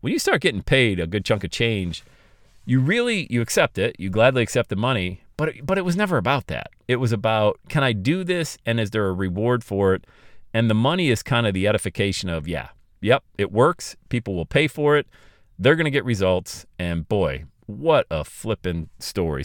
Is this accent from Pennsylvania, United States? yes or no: yes; Bradford, Pennsylvania, United States; now in Cincinnati, United States; I had to move my family back to my hometown of Bradford, P